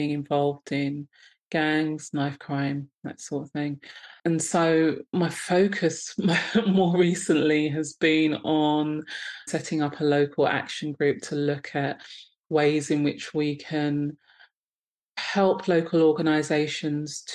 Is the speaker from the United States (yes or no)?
no; London, United Kingdom; I'm based in sunny Croydon in London. Yeah. And so I've been in South London for most of my life, actually.